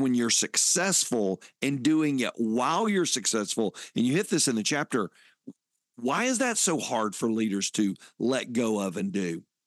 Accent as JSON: {"language": "English", "town": "Fayetteville", "region": "Georgia", "country": "United States", "tie": "born or raised there", "said": "Growing up in Fayetteville, Georgia, those were my hometown"}